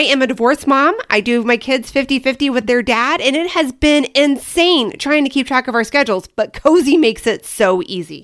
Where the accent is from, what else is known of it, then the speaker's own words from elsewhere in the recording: Kansas City, Midwest, United States; now in Arizona, United States; I grew up in the Midwest